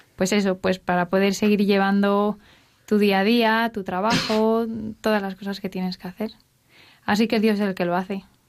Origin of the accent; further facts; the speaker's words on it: Asturias, Spain; now in Madrid, Spain; somos un matrimonio joven que estamos en Madrid, pero somos los dos asturianos